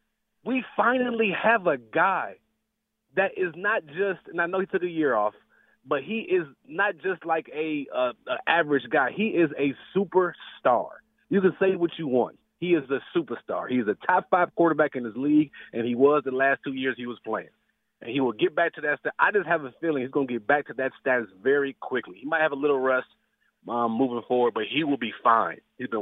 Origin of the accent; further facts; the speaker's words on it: Cleveland, Ohio, United States; I grew up in Cleveland.